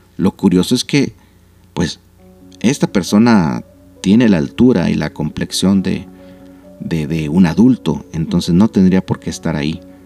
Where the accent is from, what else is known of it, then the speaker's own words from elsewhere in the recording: Nuevo León, Mexico; los que somos aquí de, de Nuevo León